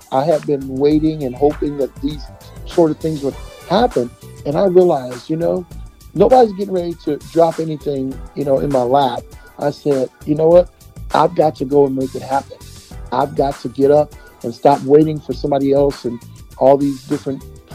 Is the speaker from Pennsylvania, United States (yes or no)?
no; Bay Area, California, United States; I'm from the Bay Area, California.